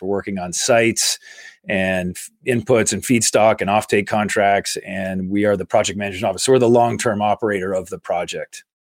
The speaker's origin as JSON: {"language": "English", "town": "Carlisle", "region": "Massachusetts", "country": "United States", "tie": "born or raised there", "said": "I grew up in Carlisle, Massachusetts, a small"}